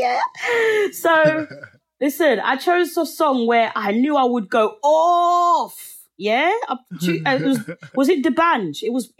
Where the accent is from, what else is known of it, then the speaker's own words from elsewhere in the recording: Nigeria; also born or lived in England; now in United States; I will show who I am and that I come from Nigeria and I'm English and I'm in America right now.